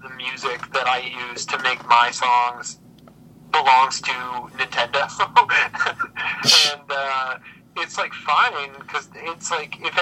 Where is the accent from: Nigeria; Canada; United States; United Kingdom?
United States; Saugatuck, Michigan; moved away as an adult; also born or lived in Holland, Michigan / Pittsburgh; technically born in Holland Hospital, but I grew up in Saugatuck